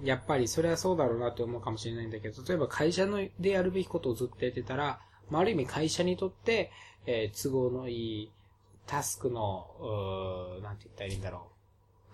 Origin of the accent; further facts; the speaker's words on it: Okinawa, Japan; 僕ら二人は沖縄出身なので、方言が出るっていうのもあるかもしれません